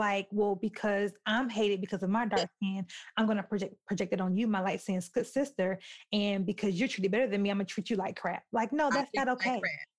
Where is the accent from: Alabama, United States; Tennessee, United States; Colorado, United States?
Alabama, United States; moved away; also born or lived in Utah; Not only was I born and raised in Alabama, but I lived, well, like we said in the beginning, we met in Utah.